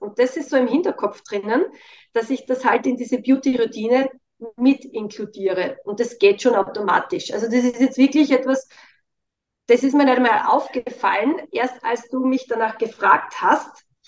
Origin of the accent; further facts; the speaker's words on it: Styria, Austria; Ich komme ja aus der Steiermark